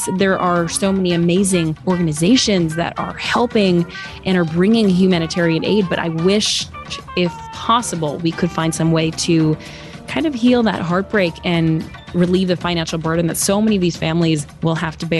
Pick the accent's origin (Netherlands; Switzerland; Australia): Switzerland; I am, so I'm deeply offended.